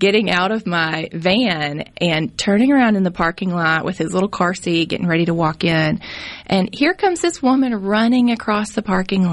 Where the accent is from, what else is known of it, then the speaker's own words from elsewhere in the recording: Jackson, Mississippi, United States; I grew up in West Jackson and had a great experience